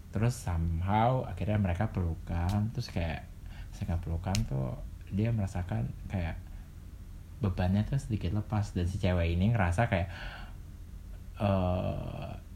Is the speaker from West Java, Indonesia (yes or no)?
no; Jakarta, Indonesia; gue besar dan tinggal di Jakarta walaupun pernah di luar kota